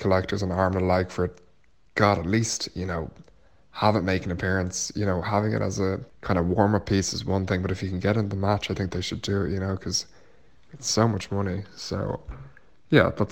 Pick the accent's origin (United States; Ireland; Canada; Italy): Ireland; I am from Ireland.